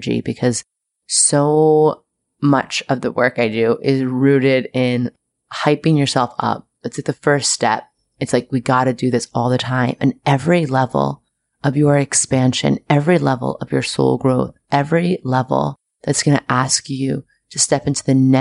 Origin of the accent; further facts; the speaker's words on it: New York City, New York, United States; I'm very proud of my hometown right now.